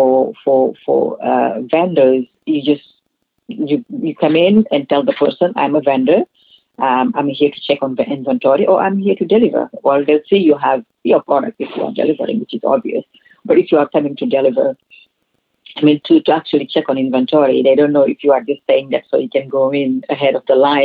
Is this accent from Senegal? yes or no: yes; Senegal; moved away; also born or lived in California; where I grew up in Senegal